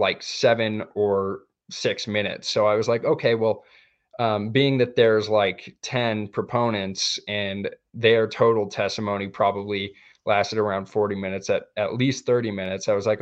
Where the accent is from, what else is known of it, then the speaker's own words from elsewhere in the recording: Montana, United States; my hometown's representative, where my family live